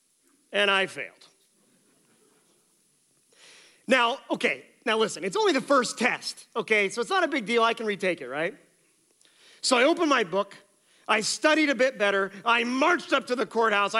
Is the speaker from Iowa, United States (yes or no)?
yes; Colton, Iowa, United States; moved away; my hometown of Colton, Iowa